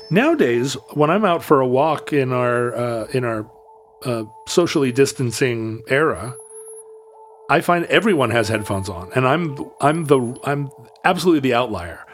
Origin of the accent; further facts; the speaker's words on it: United States; I'm an American.